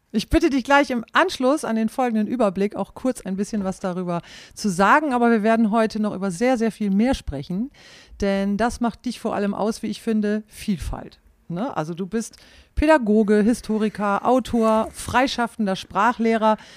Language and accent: German; Klostermoor, Lower Saxony, Germany; moved away as an adult; also born or lived in Bielefeld; Aufgewachsen bin ich in Klostermoor im Landkreis Leer